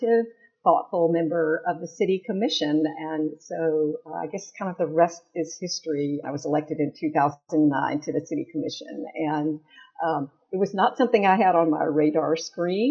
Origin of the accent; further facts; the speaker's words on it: Longview, Texas, United States; also born or lived in Chattanooga, Tennessee; now in Decatur, United States; I actually grew up in a small town in East Texas, Longview, Texas